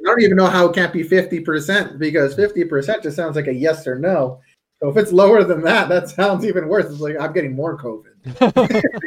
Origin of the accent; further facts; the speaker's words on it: Canada; I'm Canadian.